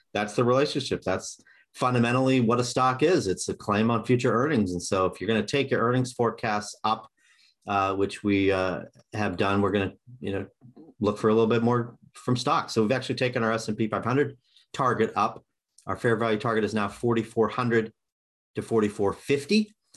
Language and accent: English; Kansas City, United States; I grew up in Kansas City.